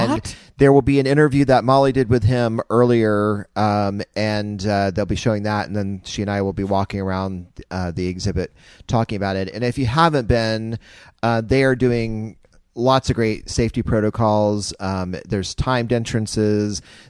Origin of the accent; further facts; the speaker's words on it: Winter Park, Florida, United States; I was born in Winter Park